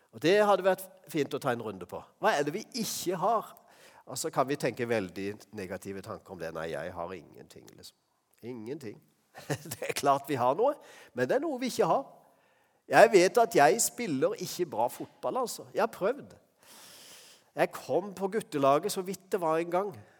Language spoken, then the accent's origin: Norwegian; Norway; vi er fra Norge